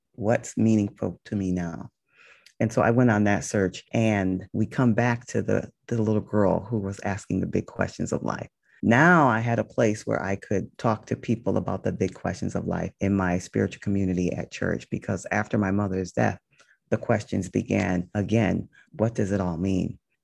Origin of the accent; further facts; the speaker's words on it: Connecticut, United States; now in Los Angeles, United States; I grew up in Connecticut